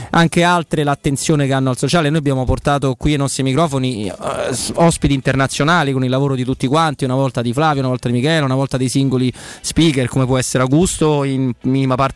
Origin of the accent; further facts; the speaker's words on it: Rome, Lazio, Italy; Quindi noi come romani perché noi non siamo passati eh, alla rossa dell'arancione, noi siamo passati alla rossa dalla gialla. Il Lazio è la regione gialla